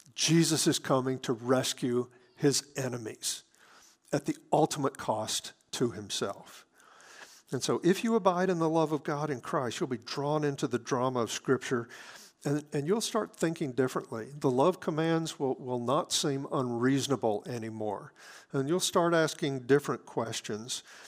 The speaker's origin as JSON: {"language": "English", "town": "Hattiesburg", "region": "Mississippi", "country": "United States", "tie": "born or raised there", "moved": "yes", "lives_now": "Wichita, United States", "said": "my hometown of Hattiesburg, Mississippi"}